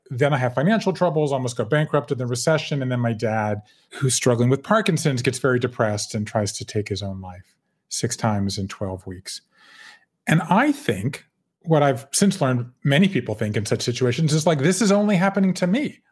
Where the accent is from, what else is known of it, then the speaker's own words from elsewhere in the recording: Savannah, Georgia, United States; moved away as an adult; also born or lived in Connecticut / Japan; I grew up in Savannah, Georgia